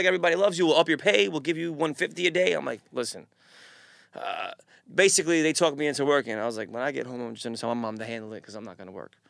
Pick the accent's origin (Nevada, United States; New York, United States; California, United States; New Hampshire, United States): New York, United States; New York City; I grew up in Queens.